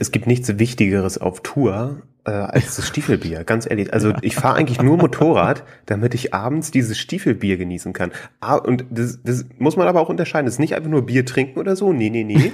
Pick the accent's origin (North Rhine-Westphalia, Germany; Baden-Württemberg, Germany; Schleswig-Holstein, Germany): Schleswig-Holstein, Germany; Flensburg; moved away as an adult; now in Hamburg, Germany; ich komme äh, ursprünglich aus Flensburg, äh, wohne jetzt in mhm. Hamburg seit no, ne, zweieinhalb Jahren